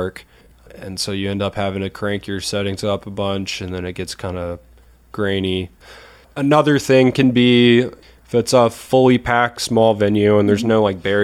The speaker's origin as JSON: {"language": "English", "town": "Athens", "region": "Georgia", "country": "United States", "tie": "born or raised there", "also_born_or_lived": "Snellville, Georgia", "said": "got to shoot for a big band at a sold-out show in my hometown"}